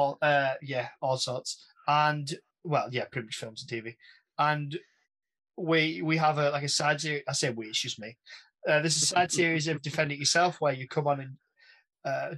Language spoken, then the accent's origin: English; the north of England, United Kingdom; I'm a waffler from Northern England.